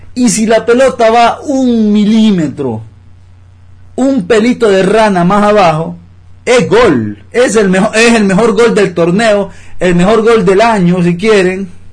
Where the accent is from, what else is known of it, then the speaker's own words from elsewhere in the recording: Honduras; como hondureños